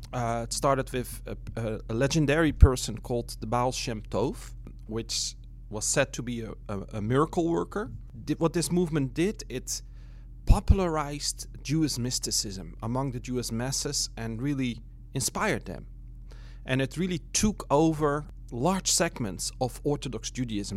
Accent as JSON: {"language": "English", "country": "Netherlands", "also_born_or_lived": "Brooklyn", "moved": "yes", "lives_now": "New York, United States", "said": "from the Netherlands originally."}